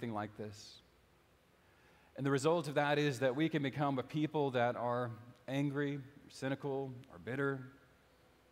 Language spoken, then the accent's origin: English; United States; also born or lived in Houston, Texas / Lafayette, Louisiana; now in East Texas, United States; I grew up in Houston and Lafayette and the cities and the burbs